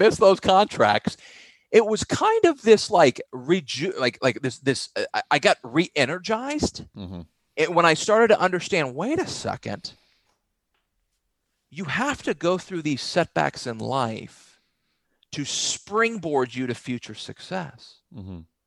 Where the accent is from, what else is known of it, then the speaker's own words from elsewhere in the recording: Texas, United States; growing up in Texas